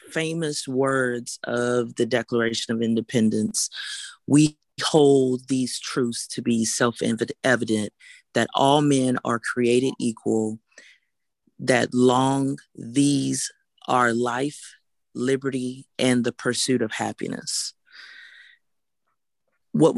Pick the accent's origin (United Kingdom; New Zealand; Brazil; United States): United States; Houston, Texas; I'm from Houston